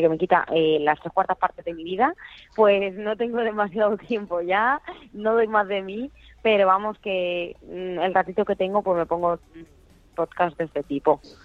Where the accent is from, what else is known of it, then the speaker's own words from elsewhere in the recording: Albacete, Castilla-La Mancha, Spain; now in Valencia, Spain; yo soy de Albacete, vivo en Valencia